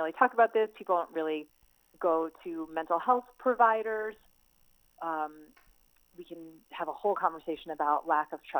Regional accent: United States; As an Indian American woman

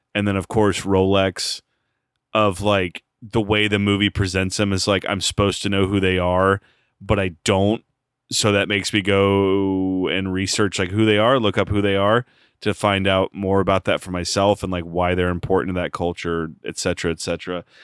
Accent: United States; I'm an American

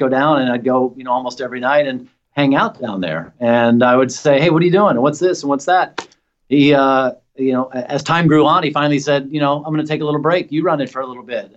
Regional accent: Nashville, Tennessee, United States; moved away as an adult; also born or lived in Bowling Green, Kentucky; now in San Francisco Bay Area, United States; I grew up in Nashville

